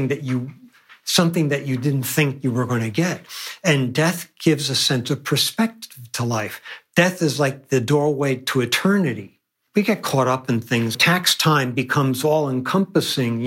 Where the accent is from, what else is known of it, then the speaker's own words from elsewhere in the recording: New York City, New York, United States; I grew up in Manhattan